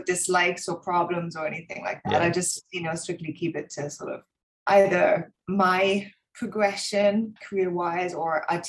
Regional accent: Germany; moved away as an adult; also born or lived in England; So I grew up in Germany. My parents are English, so I'm actually British. I moved to England when I was 18

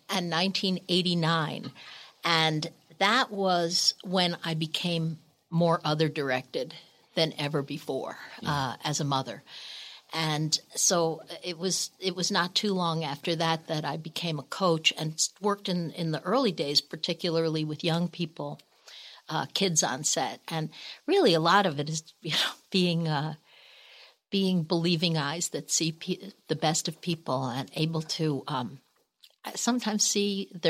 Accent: Northeast, United States; Oh, Lord. And we're from the Northeast.

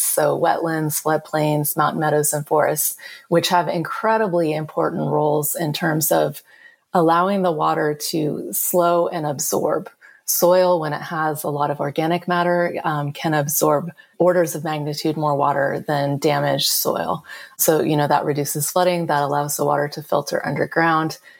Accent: California, United States; I am from California, and California is a place where almost everyone has some level of obsession with water

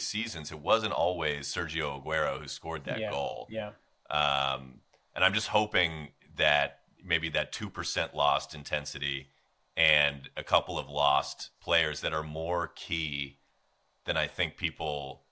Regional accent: United States; as an American

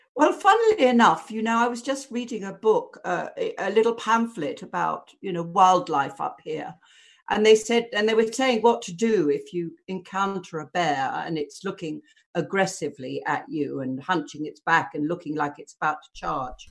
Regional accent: Southend-on-Sea, East of England, United Kingdom; born or raised there; now in London, United Kingdom

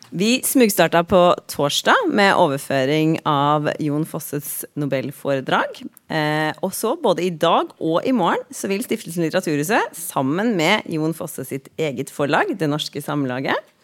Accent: Drammen, Buskerud, Norway; jeg ei jente fra Drammen, så jeg er ikke så stø på nynorsken

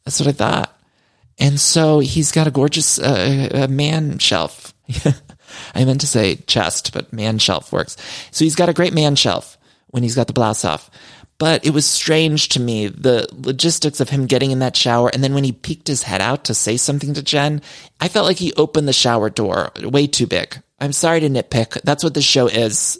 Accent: Ohio, United States; I'm from Ohio

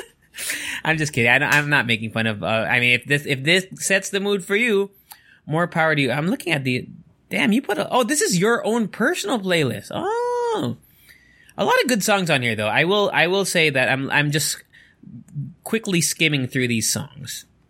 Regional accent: Angeles, Central Luzon, Philippines; I'm from Angeles

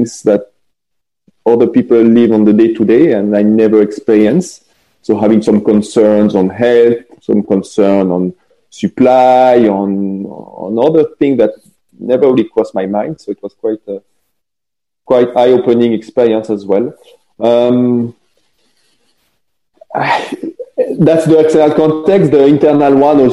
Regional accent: French part of Switzerland, Romandy, Switzerland; I'm not French, but I come from the French part of Switzerland.

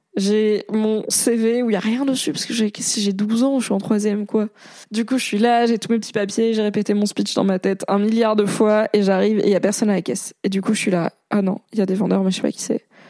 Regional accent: Valence, Auvergne-Rhône-Alpes, France; Il y avait à Valence, dans la Drôme, là où j'ai grandi

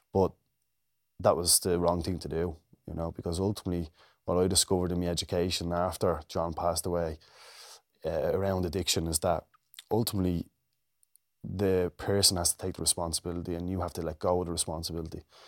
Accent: Dublin, Leinster, Ireland; growing up in Ballymun.

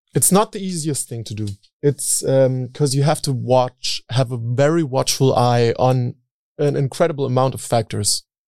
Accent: Berlin, Germany; I grew up in Berlin

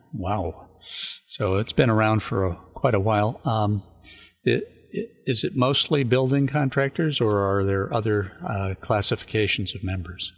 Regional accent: San Luis Obispo County, California, United States; I grew up in San Luis Obispo County

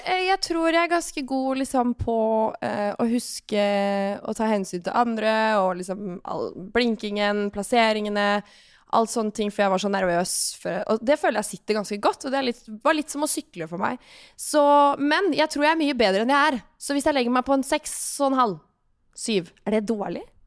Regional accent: Larvik, Vestfold, Norway; moved away; når jeg bodde hjemme i Larvik

